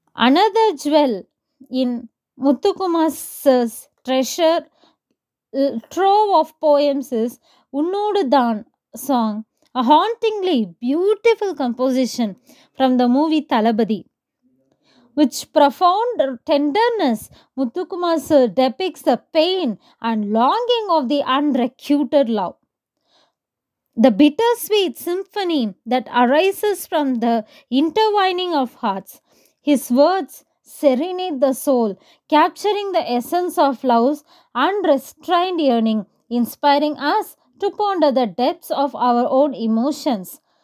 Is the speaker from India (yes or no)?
yes; Kodaikanal, Tamil Nadu, India; I'm from Kodaikanal.